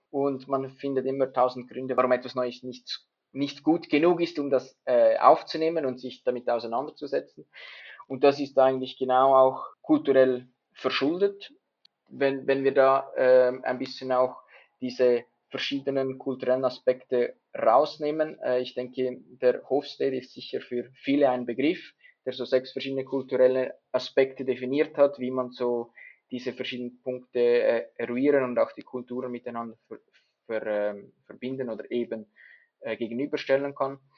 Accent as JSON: {"language": "German", "country": "Switzerland", "said": "dass ich als Schweizer eher ein bisschen konservativ unterwegs bin."}